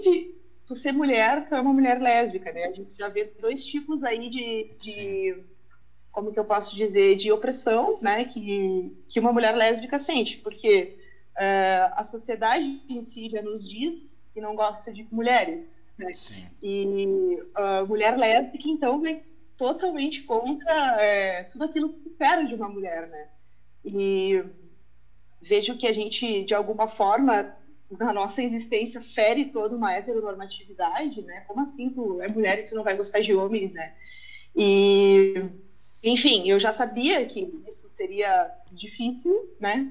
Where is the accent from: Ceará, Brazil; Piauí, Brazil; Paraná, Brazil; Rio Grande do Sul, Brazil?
Rio Grande do Sul, Brazil; Uruguaiana; now in Lajeado, Brazil; Eu sou de Uruguaiana, né? Faz um tempo que eu vim aqui para a região